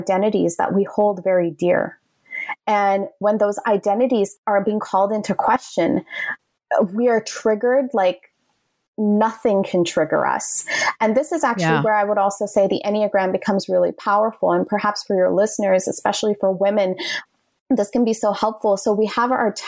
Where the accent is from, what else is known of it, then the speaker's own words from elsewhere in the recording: Canada; moved away as an adult; also born or lived in Toronto / Ottawa; now in New York City, United States; I'm Canadian.